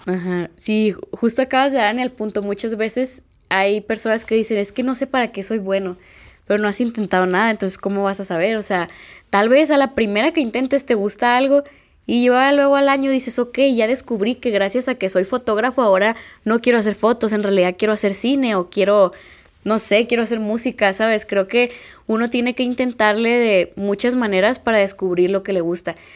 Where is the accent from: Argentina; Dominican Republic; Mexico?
Mexico; Culiacán, Sinaloa; vivo en México, soy de Culiacán